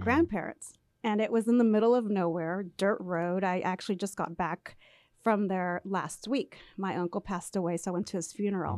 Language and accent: English; labor camp near Poplar/Woodville, Central Valley, California, United States; first language Spanish; English is a second language; I was there my entire childhood at the labor camp